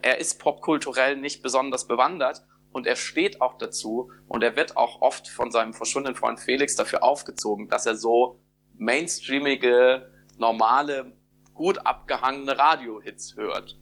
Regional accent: Germany; wir gerade als Deutsche

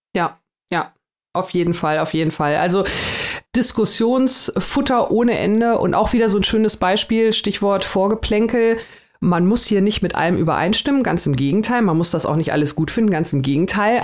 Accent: Germany; hier bei uns in Deutschland, ähm, ich habe da auch nichts drüber in der Schule gelernt

